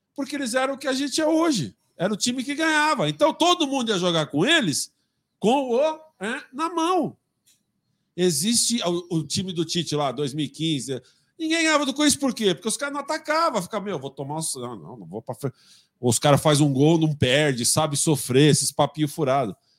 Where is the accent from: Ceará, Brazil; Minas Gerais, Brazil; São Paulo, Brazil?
São Paulo, Brazil; Eu sou de São Paulo.